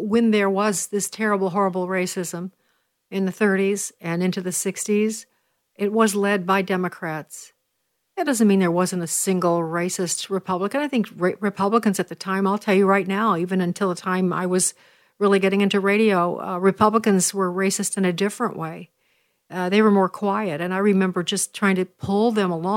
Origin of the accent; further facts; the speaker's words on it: Chicago, Illinois, United States; I am from Chicago